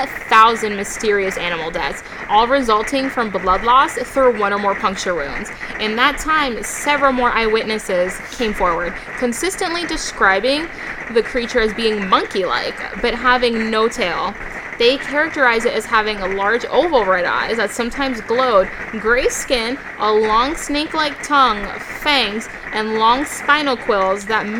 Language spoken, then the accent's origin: English; Massachusetts, United States; born there; now in Florida, United States; I was born in Massachusetts, but yeah. I'm used to humidity in Florida.